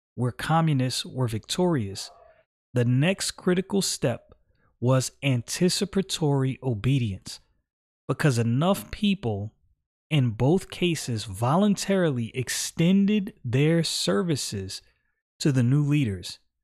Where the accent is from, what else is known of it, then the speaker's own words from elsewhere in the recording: New York City, New York, United States; I was born in the United States of America, Brooklyn, New York. This is my homeland